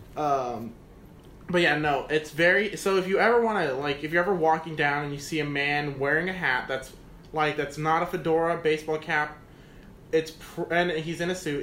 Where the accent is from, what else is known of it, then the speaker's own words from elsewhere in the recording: Galveston, Texas, United States; now in San Antonio, United States; I'm from Galveston